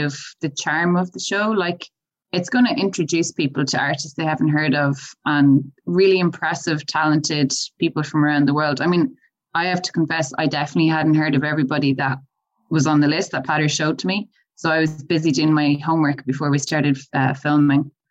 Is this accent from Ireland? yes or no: yes; Galway, Connacht, Ireland; moved away; I'm originally from Galway